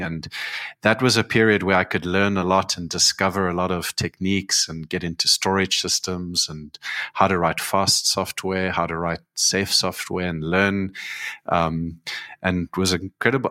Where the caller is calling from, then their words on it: Cape Town, Western Cape, South Africa; I'm calling in from Cape Town